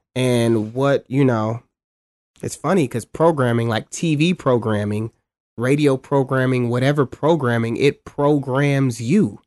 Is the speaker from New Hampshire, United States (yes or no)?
no; Cleveland, Ohio, United States; also born or lived in Shaker Heights; growing up in Cleveland, going to my school, um, Shaker Heights High School, I lived in Shaker.